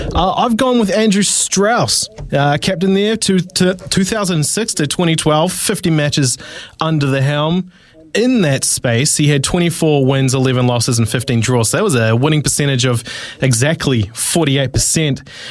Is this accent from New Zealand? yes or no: yes; Tauranga, Bay of Plenty, New Zealand; born or raised there